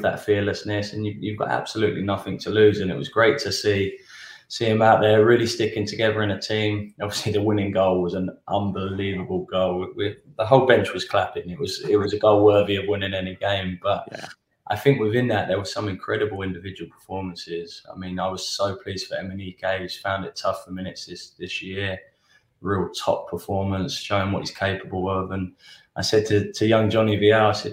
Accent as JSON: {"language": "English", "region": "England", "country": "United Kingdom", "tie": "born or raised there", "moved": "yes", "lives_now": "United States", "said": "growing up in England, Welsh international"}